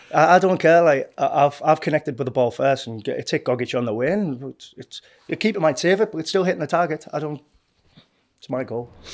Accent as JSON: {"language": "English", "town": "Hartlepool", "region": "North East England", "country": "United Kingdom", "tie": "born or raised there", "moved": "as an adult", "said": "I'm from Hartlepool, I'm a Hartlepool United fan, I had season tickets, for years before I turned professional. I used to go with my uncle"}